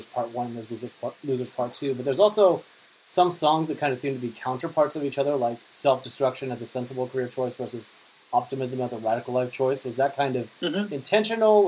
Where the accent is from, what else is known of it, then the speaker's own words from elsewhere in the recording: North Dakota, United States; now in San Diego, United States; as someone who originally grew up in North Dakota